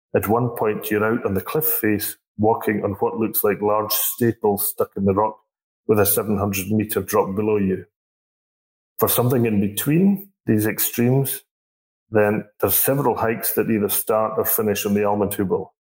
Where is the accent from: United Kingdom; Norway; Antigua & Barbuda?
United Kingdom; Scotland; moved away as an adult; also born or lived in Mürren, Switzerland; now in Switzerland; I'm a Scotsman